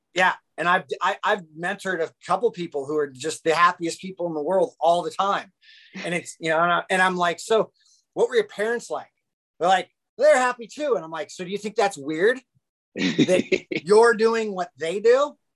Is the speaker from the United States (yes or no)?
yes; Orange County, California, United States; I grew up in Orange County, California